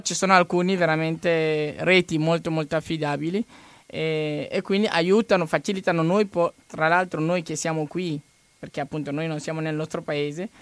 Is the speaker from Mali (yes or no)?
yes; Mali; Italian is a second language; now in Italy